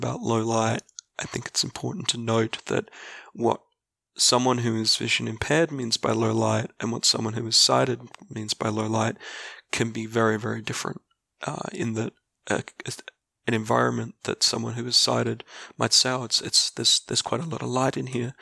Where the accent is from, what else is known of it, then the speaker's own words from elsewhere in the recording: Australia; I am a middle-aged Australian, public servant, and avid board gamer